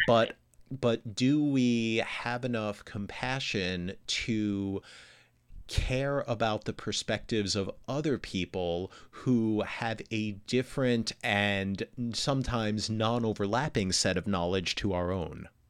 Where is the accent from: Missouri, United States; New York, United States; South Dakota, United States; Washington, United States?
New York, United States; moved away; also born or lived in Chicago / Houston / Los Angeles / Gainesville, Florida; I grew up in New York, right? And I lived in, I lived in, uh, I lived i, outside of Chicago, I lived in Houston, I lived in Los Angeles